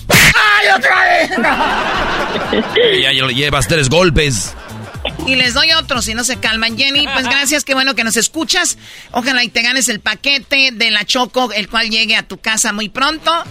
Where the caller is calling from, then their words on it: Riverside, California, United States; Soy la 69, soy de Riverside.